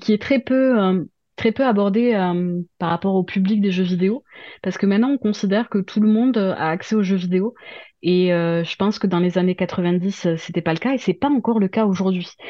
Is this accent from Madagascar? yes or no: no; Toulouse, Occitania, France; je viens de Toulouse, donc de province. Hein, vous l'aurez entendu à mon accent